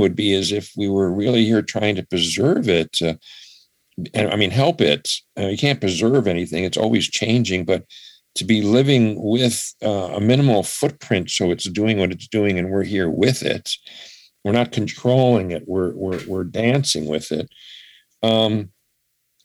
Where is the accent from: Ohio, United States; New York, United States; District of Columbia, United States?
New York, United States; Buffalo; now in Massachusetts, United States; I grew up in Buffalo